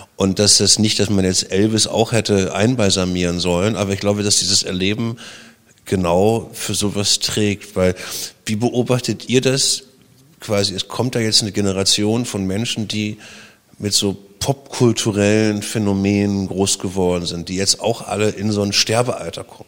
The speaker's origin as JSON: {"language": "German", "country": "Germany", "tie": "born or raised there", "also_born_or_lived": "Berlin", "said": "bin ja DDR-Kind"}